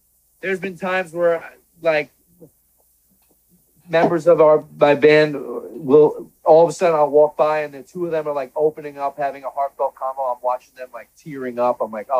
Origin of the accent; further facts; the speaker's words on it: Long Island, New York, United States; We grew up together on Long Island.